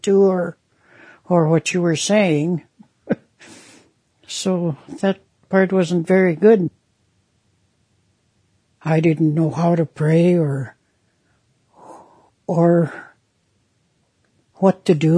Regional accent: St. Paul, Alberta, Canada; also born or lived in Saddle Lake Reserve; I'm originally from the Saddle Lake Reserve, northeast of Edmonton. My mother was Native, and my dad was white. I grew up in the residential school in the nearby town of St. Paul.

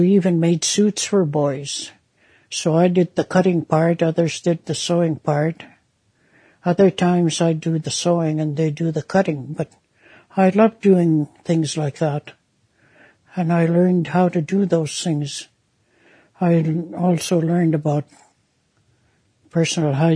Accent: St. Paul, Alberta, Canada; also born or lived in Saddle Lake Reserve; I'm originally from the Saddle Lake Reserve, northeast of Edmonton. My mother was Native, and my dad was white. I grew up in the residential school in the nearby town of St. Paul.

